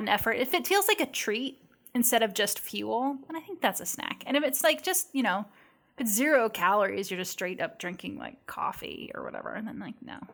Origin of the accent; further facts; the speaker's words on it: Washington, United States; I grew up in Washington State